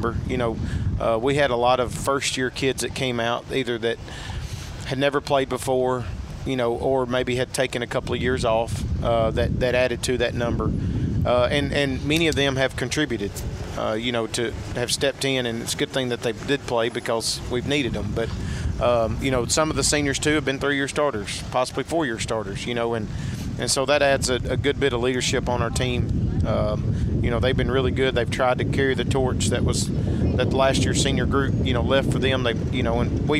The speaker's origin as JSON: {"language": "English", "area": "the Shoals area", "region": "Alabama", "country": "United States", "tie": "born or raised there", "said": "ever since I can remember growing up in the Shoals area"}